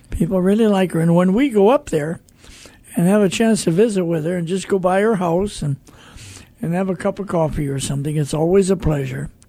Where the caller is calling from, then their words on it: Great Bend, Kansas, United States; I'm calling from Great Bend, Kansas, and I listen to Bott Radio every day.